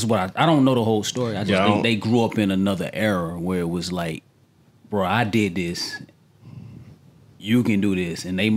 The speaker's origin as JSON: {"language": "English", "region": "Georgia", "country": "United States", "tie": "born or raised there", "said": "I grew up in Georgia."}